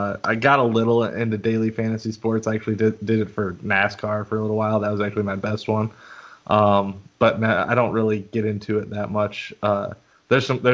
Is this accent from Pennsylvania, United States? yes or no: yes; northeastern Pennsylvania, United States; moved away as an adult; also born or lived in Rochester, New York; now in Charleston, United States; I grew up in northeastern Pennsylvania, about 5 minutes from